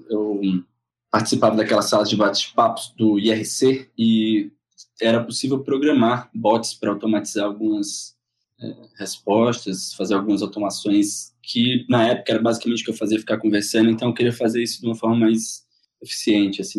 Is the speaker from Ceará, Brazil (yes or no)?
yes; Fortaleza, Ceará, Brazil; moved away as an adult; now in São Paulo, Brazil; Em 2007 mudei para São Paulo, sou de Fortaleza